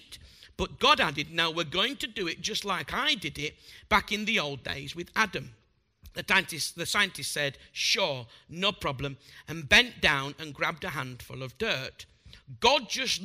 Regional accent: Bradford, Yorkshire and the Humber, United Kingdom; I'm a butcher from Bradford

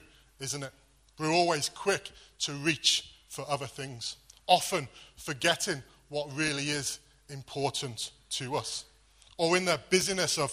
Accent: Wales, United Kingdom; moved away; Growing up in Wales, there were always lots of sheep.

